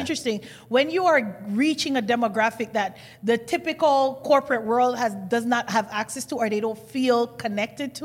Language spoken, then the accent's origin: English; Kingston, Jamaica; now in Toronto, Canada; I come from Jamaica, Kingston